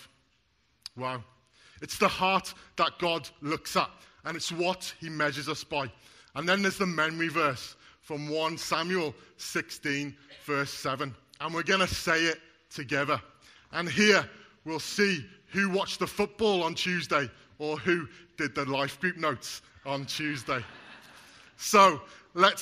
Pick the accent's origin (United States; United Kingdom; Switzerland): United Kingdom; Wales; I'm Welsh and my wife's Scottish